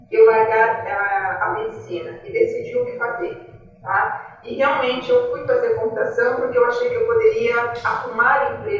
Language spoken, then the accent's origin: Portuguese; Marília, São Paulo, Brazil; É, eu sou nascida em Marília, é uma cidade do interior de São Paulo, é bastante industrial, café.